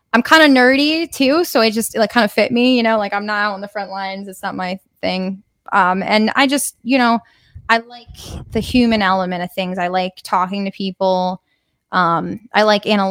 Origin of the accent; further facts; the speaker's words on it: Connecticut, United States; I grew up in Connecticut